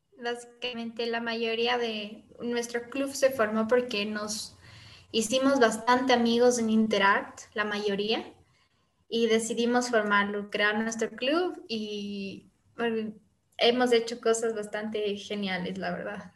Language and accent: Spanish; Quito, Pichincha, Ecuador; nos formamos aquí en Quito, precisamente en el Valle de los Chillos